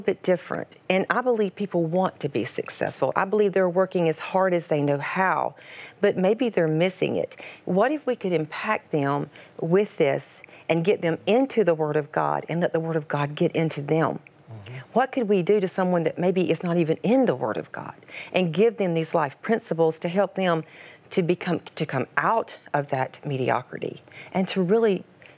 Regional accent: Georgia, United States; I was raised in Georgia. I was raised on a farm.

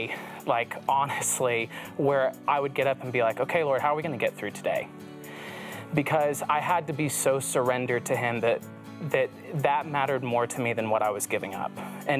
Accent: the Bible Belt, United States; moved away; also born or lived in Los Angeles; friends that I had growing up in the Bible Belt

